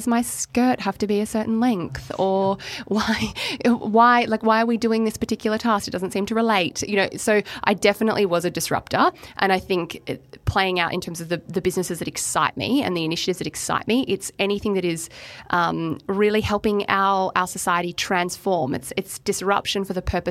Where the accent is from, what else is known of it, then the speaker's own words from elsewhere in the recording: Melbourne, Victoria, Australia; moved away as an adult; also born or lived in Queensland; I'm from Melbourne